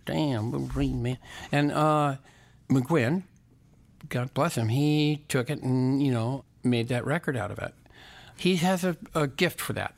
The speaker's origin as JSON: {"language": "English", "town": "Santa Barbara", "region": "California", "country": "United States", "tie": "born or raised there", "also_born_or_lived": "Los Angeles, California / Westwood", "said": "I was born right here, Los Angeles, California"}